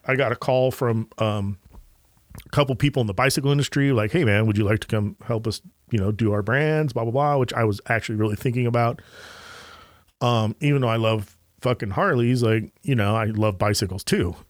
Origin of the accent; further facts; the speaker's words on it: Anaheim, California, United States; I grew up in Anaheim, California